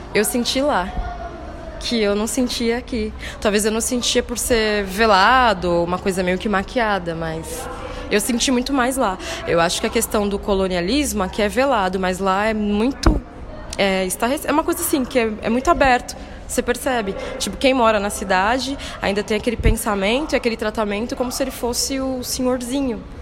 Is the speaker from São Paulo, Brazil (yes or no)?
yes; São Paulo, Brazil; accent: paulista; moved away as an adult; now in Bahia, Brazil; Nasci na cidade de São Paulo, justamente, sou paulistana, mas a minha família é inteiramente baiana, pai e mãe